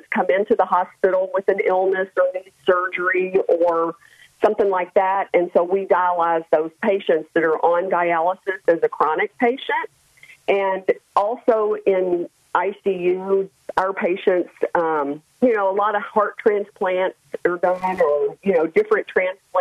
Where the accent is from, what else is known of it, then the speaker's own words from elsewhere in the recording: Memphis, Tennessee, United States; moved away as an adult; I grew up in Memphis, Tennessee